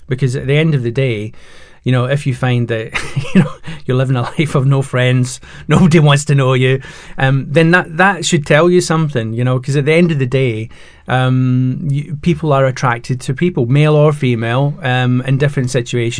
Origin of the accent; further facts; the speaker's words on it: Scotland, United Kingdom; now in England; I'm Scottish and the you know living in England